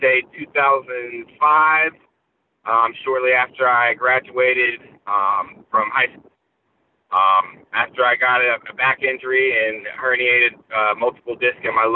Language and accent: English; Gainesville, Florida, United States; I'm born and raised in Gainesville, lived here my whole life